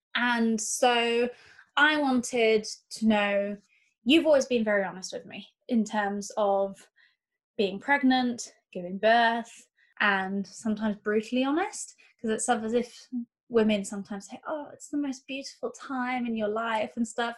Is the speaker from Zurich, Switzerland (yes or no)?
no; Geneva, Switzerland; growing up in Geneva